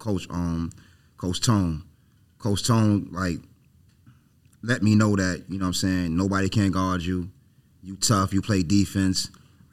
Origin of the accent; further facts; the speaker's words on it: New York, United States; now in Savannah, United States; me growing up in New York.